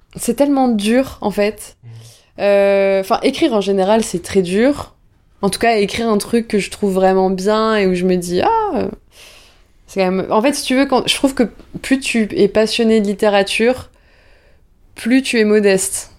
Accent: Bordeaux, Nouvelle-Aquitaine, France; je viens du sud-ouest, je viens de Bordeaux et j'ai la chance que mes parents euh, euh, m'aient emmené tout le temps à l'océan

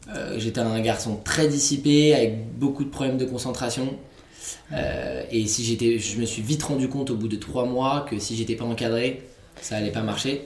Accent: Vincennes, Île-de-France, France; j'étais de Paris, enfin de banlieue de Vincennes

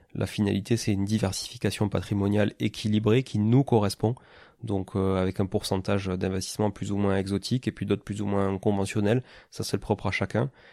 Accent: Toulouse, Occitania, France; moved away as an adult; also born or lived in Canada; Je suis né à Toulouse, hein, qui est une ville donc dans le sud-ouest de la France

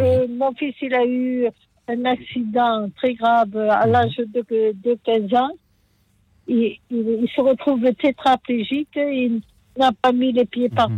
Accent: Aubagne, Provence-Alpes-Côte d'Azur, France; je ne suis pas de la Vèche, je suis d'Aubagne

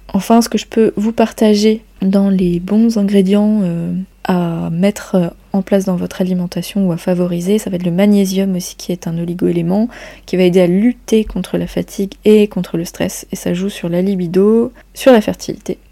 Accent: Brittany, France; chez nous en Bretagne

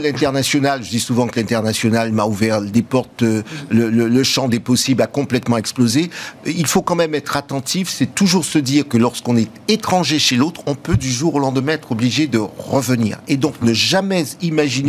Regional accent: France; nous avons en tant que Français

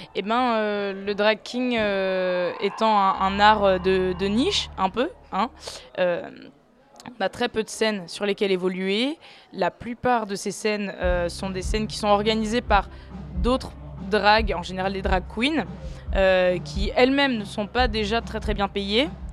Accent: Lyon, Auvergne-Rhône-Alpes, France; also born or lived in Tunis, Tunisia; J'ai grandi à Lyon

